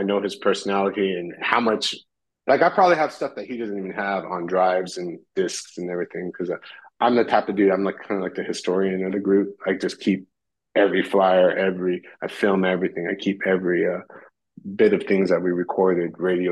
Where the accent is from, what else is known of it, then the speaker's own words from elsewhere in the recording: behind the Roadium swap meet, California, United States; grow up behind a rhodium swap meet, you know, where … and …